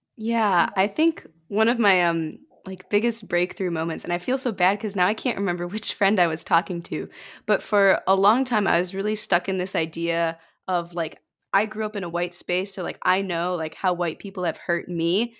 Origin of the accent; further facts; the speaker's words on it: about an hour from Detroit, rural Michigan, United States; I'm about an hour out from Detroit